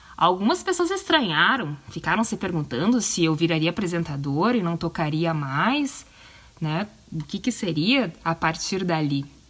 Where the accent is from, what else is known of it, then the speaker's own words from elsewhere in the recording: Porto Alegre, Rio Grande do Sul, Brazil; Eu tenho 34 anos, sou de Porto Alegre, tchê, no Rio Grande do Sul